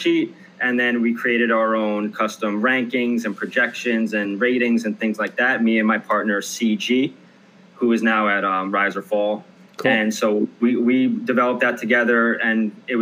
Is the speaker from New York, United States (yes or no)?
yes; Long Island, New York, United States; I am from Long Island, New York